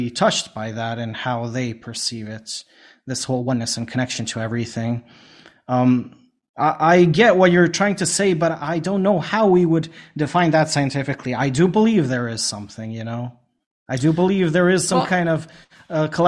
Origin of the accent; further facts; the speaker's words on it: Bosnia & Herzegovina